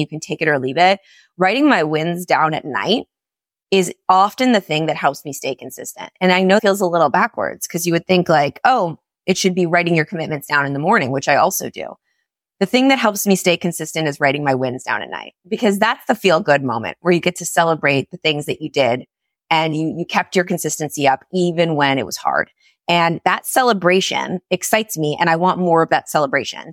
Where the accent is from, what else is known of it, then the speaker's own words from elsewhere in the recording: New York, United States; moved away as an adult; now in Florida, United States; I was so tied to me being a New Yorker, being part of my identity